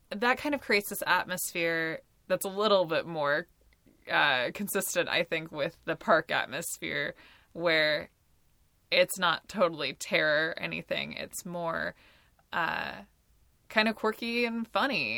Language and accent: English; Pacific Northwest, United States; I grew up in the Pacific Northwest